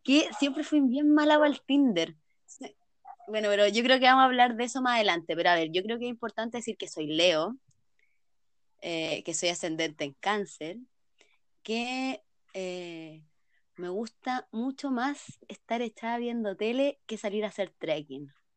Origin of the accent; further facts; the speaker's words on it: San Felipe, Valparaíso, Chile; soy de San Felipe, somos de Chile